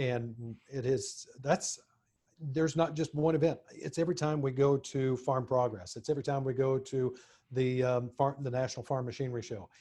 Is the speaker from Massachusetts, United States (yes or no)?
no; Montezuma, Kansas, United States; now in Nashville, United States; my hometown of Montezuma, Kansas